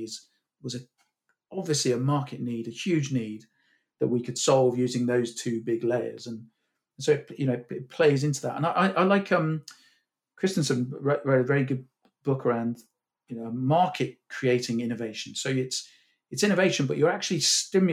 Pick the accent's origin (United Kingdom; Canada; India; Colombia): United Kingdom; Cornwall, South West England; I grew up in Cornwall